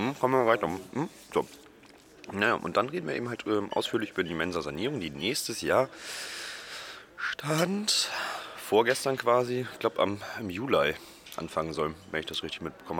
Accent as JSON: {"language": "German", "town": "Oldenburg", "region": "Lower Saxony", "country": "Germany", "tie": "born or raised there", "moved": "yes", "said": "in Oldenburg, mhm. Mhm, meine Heimatstadt"}